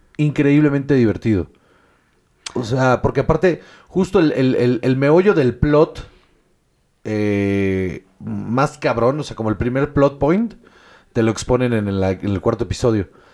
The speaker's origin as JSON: {"language": "Spanish", "country": "Mexico", "moved": "as an adult", "lives_now": "Spain", "said": "como mexicanos hemos aprendido"}